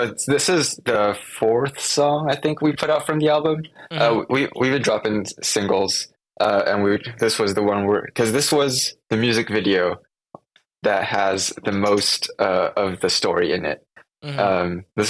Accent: Seattle, Washington, United States; So we're from Seattle, and we went down to LA to film on some like just sets.

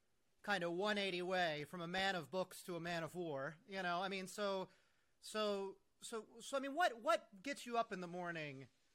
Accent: United States

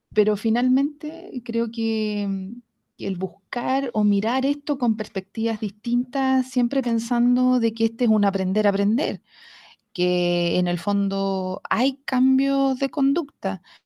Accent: Talca, Maule, Chile; yo nunca fui mujer de campo, a pesar de que nací en Talca

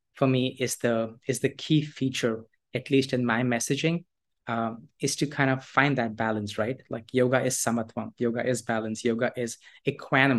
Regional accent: Delhi, India; moved away as an adult; also born or lived in United States / Toronto, Canada; now in Goa, India; I was born in Delhi in India, and I have lived more or less my life in India till my early 20s.

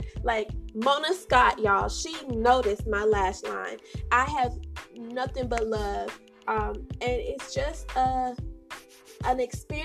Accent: St. Kitts & Nevis; also born or lived in Bronx, New York, United States; I was raised in the beautiful islands of St. Kitts and Nevis, so big up my peoples

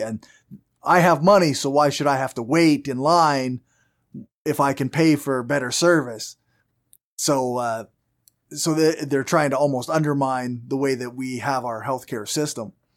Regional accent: Canada; accent: strong Canadian; I have a very strong Canadian accent

